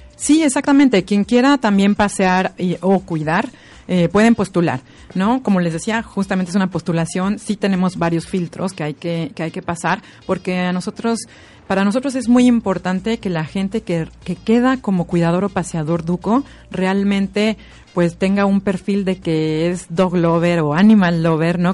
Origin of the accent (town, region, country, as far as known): Mexico; now in Viña del Mar, Chile